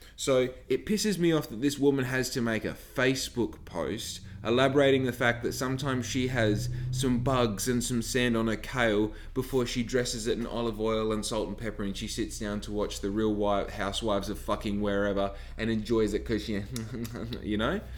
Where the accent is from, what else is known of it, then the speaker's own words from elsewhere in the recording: Bunbury, Western Australia, Australia; also born or lived in Victoria; most of my life I was brought up in Bunbury